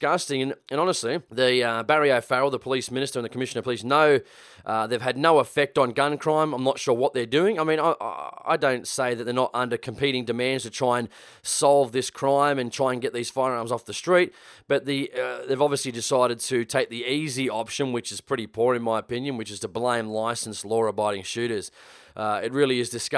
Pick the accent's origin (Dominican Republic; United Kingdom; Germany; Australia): Australia; New South Wales; born and bred in New South Wales, living in Sydney